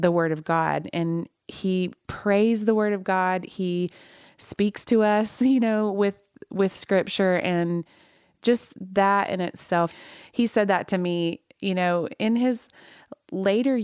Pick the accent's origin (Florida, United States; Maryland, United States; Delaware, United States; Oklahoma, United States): Oklahoma, United States; I was raised in Oklahoma